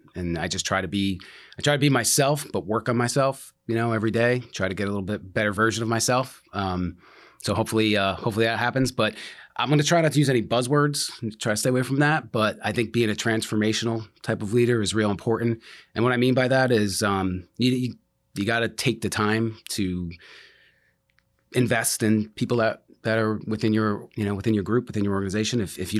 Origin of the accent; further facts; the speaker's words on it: New Jersey, United States; now in Florida, United States; I'm from Jersey. Grew up in New Jersey. Moved to Florida, Tampa area in early 90s.